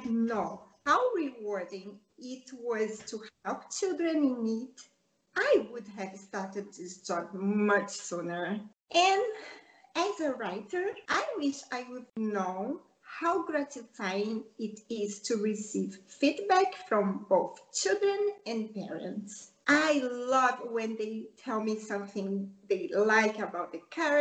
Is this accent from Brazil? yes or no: yes; Rio de Janeiro, Brazil; English is a second language; now in Spain; I grew up in Rio de Janeiro, Brazil